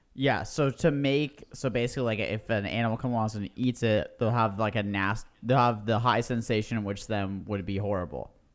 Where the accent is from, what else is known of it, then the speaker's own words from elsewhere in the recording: Marin County, Northern California, United States; we grew up in Northern California, so that in Marin County